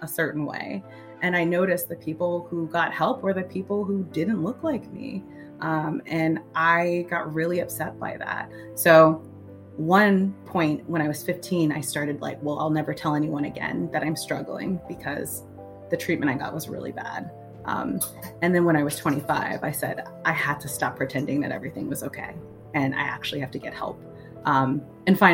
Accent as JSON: {"language": "English", "town": "New York City", "region": "New York", "country": "United States", "moved": "yes", "lives_now": "Oakland, United States", "said": "I'm originally from Brooklyn, New York"}